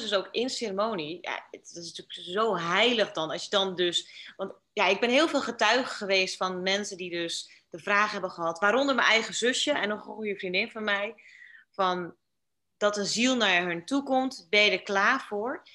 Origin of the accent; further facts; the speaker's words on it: Netherlands; moved away as an adult; now in Bali, Indonesia; als Nederlander